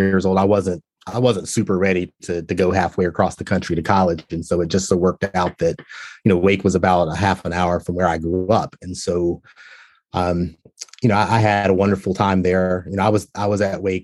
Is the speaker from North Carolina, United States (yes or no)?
yes; Walnut Cove, North Carolina, United States; I grew up in a small town, you know, North Carolina, Walnut Cove, North Carolina